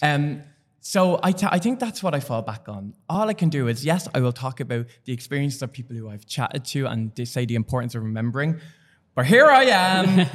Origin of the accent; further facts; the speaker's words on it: Dublin, Leinster, Ireland; I'm from Dublin